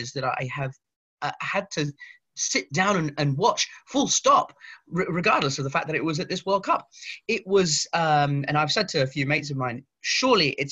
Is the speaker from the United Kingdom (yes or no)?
yes; England, United Kingdom; accent: English; also born or lived in Portugal; he sounds pretty British, you know, sounds pretty English